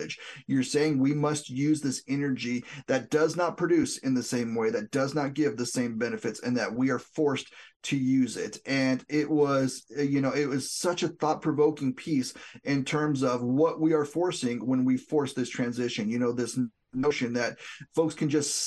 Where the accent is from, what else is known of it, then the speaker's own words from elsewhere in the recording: southwest New Mexico, United States; I'm from New Mexico, the southwest part of the state